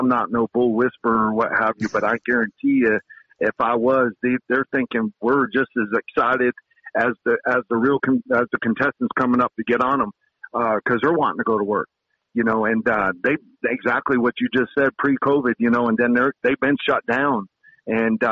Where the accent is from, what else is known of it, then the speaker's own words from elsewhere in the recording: Kissimmee, Florida, United States; moved away as an adult; now in Alaska, United States; that's my hometown. Kissimmee St. Cloud is where it all started for me